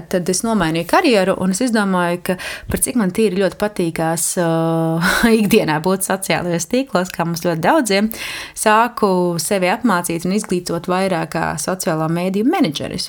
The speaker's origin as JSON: {"language": "Latvian", "town": "Jēkabpils", "country": "Latvia", "tie": "born or raised there", "moved": "yes", "said": "manu dzimto pilsētu, Jākapili"}